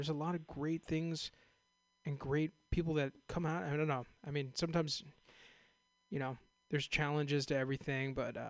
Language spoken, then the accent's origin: English; Castro Valley, California, United States; also born or lived in Oakland, California; I'm actually from Castro Valley, San Ramon